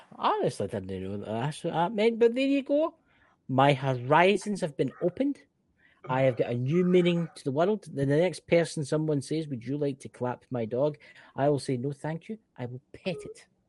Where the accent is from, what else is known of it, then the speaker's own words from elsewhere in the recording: Scotland, United Kingdom; accent: Scottish; I'm from the United Kingdom. I am from Scotland, land of the brave